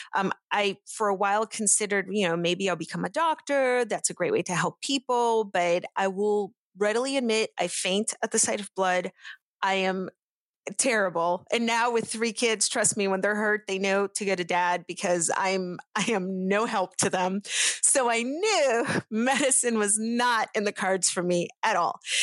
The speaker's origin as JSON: {"language": "English", "town": "Pittsburgh", "region": "Pennsylvania", "country": "United States", "tie": "born or raised there", "second_language": "English", "said": "I grew up in Pittsburgh"}